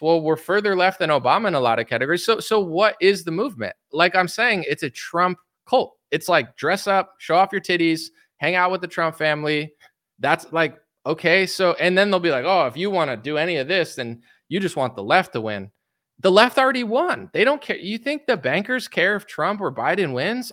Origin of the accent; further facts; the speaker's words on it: United States; I'm American